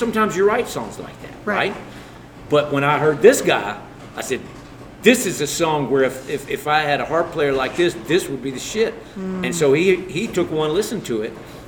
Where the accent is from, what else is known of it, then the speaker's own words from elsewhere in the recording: Alabama, United States; now in New York, United States; I grew up in Alabama.